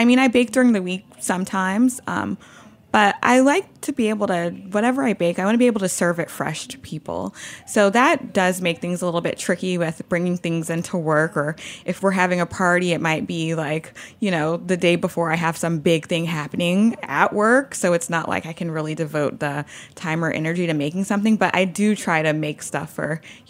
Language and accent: English; Louisiana, United States; now in New York City, United States; So, you know, I live in New York City. I'm from Louisiana. Most of my family is still in Louisiana.